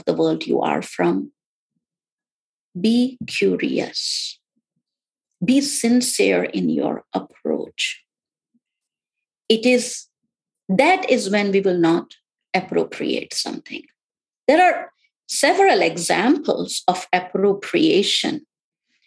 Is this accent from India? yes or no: yes; India; now in United States; born and brought up in India